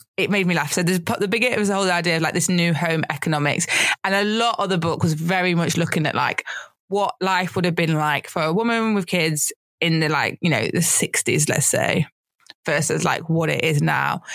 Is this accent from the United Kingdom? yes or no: yes; United Kingdom; as a British person